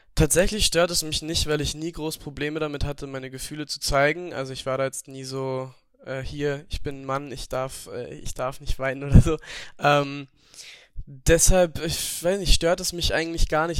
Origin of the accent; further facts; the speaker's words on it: Upper Austria, Austria; moved away; Ich komme ja aus, Ober also aus Österreich, aus Oberösterreich